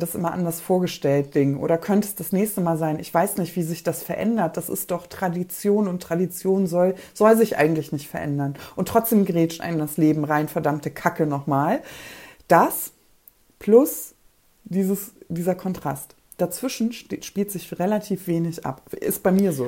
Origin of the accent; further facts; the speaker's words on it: Poland; moved away; Ich komme aus Polen